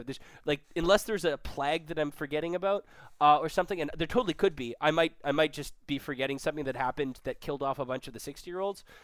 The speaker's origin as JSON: {"language": "English", "town": "Vancouver", "region": "British Columbia", "country": "Canada", "moved": "yes", "lives_now": "Toronto, Canada", "said": "we're both from Vancouver. We both live in Toronto now."}